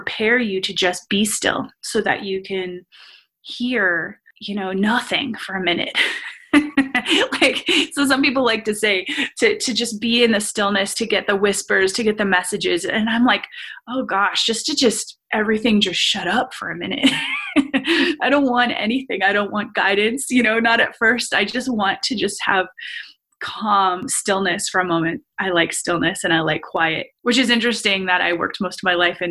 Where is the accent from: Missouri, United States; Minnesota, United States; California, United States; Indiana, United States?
California, United States; Los Angeles; moved away; also born or lived in Uniontown, Pennsylvania; I felt growing up in Los Angeles that I was limitless